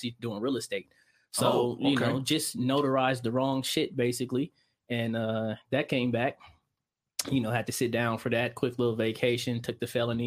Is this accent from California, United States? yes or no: yes; San Bernardino, California, United States; I'm from San Bernardino, man. I'm from the IE, you know, California. Mm-hmm. You know, raised there